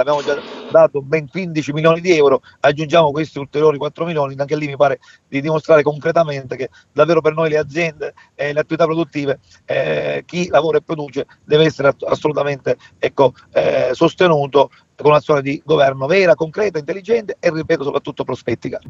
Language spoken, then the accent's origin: Italian; Sicily, Italy; giù da noi in eh, Sicilia